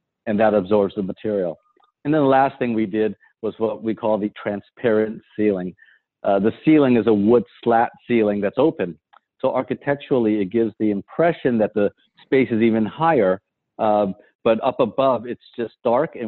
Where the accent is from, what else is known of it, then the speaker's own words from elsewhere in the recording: San Francisco, California, United States; I grew up in San Francisco